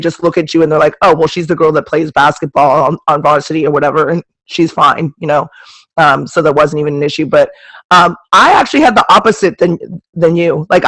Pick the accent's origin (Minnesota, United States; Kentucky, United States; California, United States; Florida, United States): California, United States; Manhattan Beach; I grew up in I grew up in Manhattan Beach, so I was like one of five black kids in my school, and I'm Asian